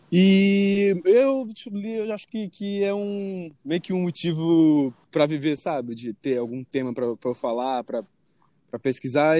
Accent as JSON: {"language": "Portuguese", "region": "Espírito Santo", "country": "Brazil", "moved": "yes", "lives_now": "Rio de Janeiro, Brazil", "said": "eu moro lá agora, mas eu sou capixaba"}